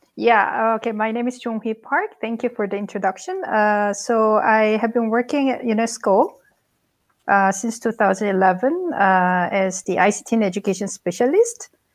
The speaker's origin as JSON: {"language": "English", "country": "South Korea", "also_born_or_lived": "Bangkok, Thailand", "moved": "yes", "lives_now": "Hamburg, Germany", "said": "originally, I'm from South Korea"}